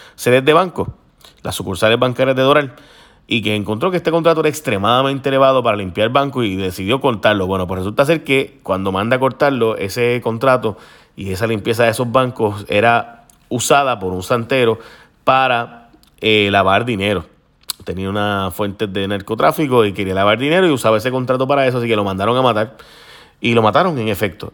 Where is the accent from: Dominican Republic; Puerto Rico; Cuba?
Puerto Rico